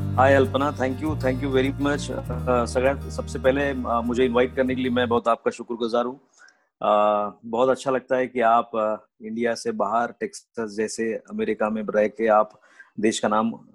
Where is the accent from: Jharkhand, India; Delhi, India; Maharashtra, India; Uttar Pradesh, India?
Maharashtra, India; Paratwada; also born or lived in Amravati; मेरा जन्म वहीं पे हुआ परतवाड़ा में और मेरी स्कूलिंग फिर मेरा जूनियर कॉलेज और अमरावती में